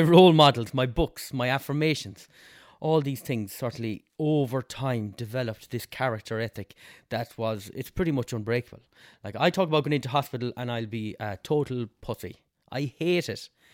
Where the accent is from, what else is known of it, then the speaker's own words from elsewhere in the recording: Westport, Connacht, Ireland; also born or lived in England; I'm from Westport